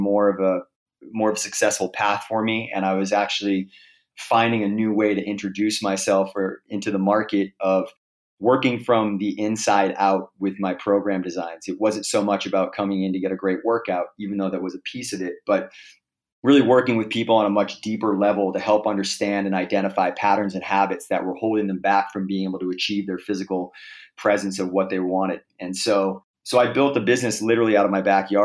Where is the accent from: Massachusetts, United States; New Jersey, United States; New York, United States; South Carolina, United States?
Massachusetts, United States; Boston; moved away as an adult; now in Los Angeles, United States; I moved back to Boston, where I'm from originally